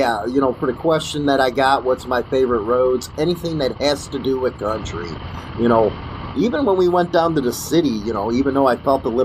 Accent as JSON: {"language": "English", "town": "Chicago", "region": "Illinois", "country": "United States", "tie": "born or raised there", "said": "I'm from Chicago"}